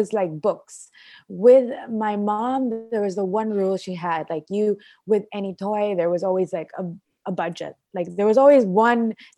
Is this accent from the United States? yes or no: no; Philippines; also born or lived in Australia; I was born here, raised here, and I'm a Filipina